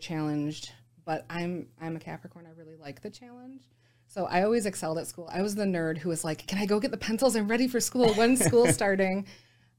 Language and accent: English; Utica, Michigan, United States; So I was born in Utica, Michigan, technically at Royal Oak, Beaumont. And lived there a good chunk of my life